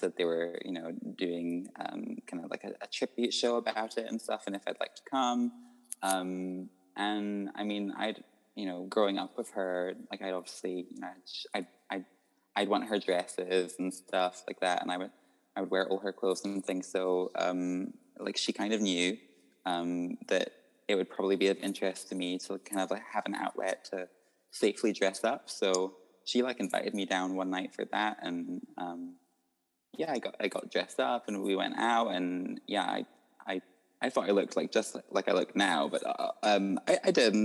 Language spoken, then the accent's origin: English; Isle of Skye, Scotland, United Kingdom; also born or lived in Edinburgh; I was born in Edinburgh and then raised like my whole life on Skye